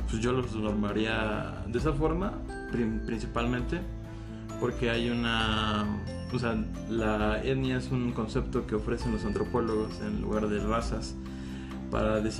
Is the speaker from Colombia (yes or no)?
no; Mexico; todos nosotros somos mexicanos